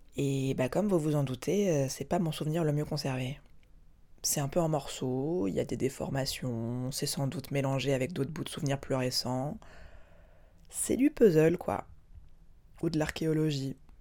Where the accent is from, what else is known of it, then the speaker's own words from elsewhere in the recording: Lozère, Occitania, France; j'ai grandi en Lozère, parce que c'est là qu'on habitait